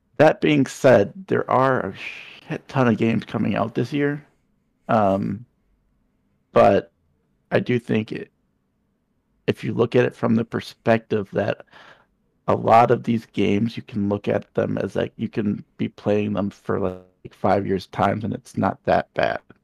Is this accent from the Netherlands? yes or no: no; Minnesota, United States; my home state, Minnesota